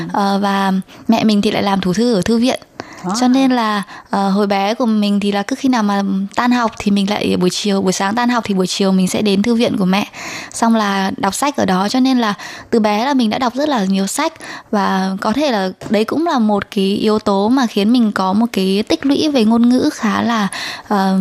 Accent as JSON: {"language": "Vietnamese", "region": "Son La", "country": "Vietnam", "moved": "as an adult", "lives_now": "Taiwan", "said": "mình đến từ Sơn La và mình 29 tuổi."}